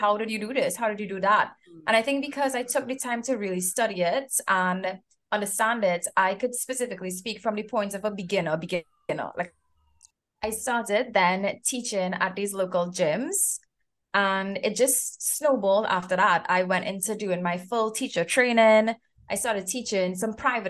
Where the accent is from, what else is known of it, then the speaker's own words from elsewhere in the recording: Trinidad & Tobago; moved away; I'm from Trinidad and Tobago as well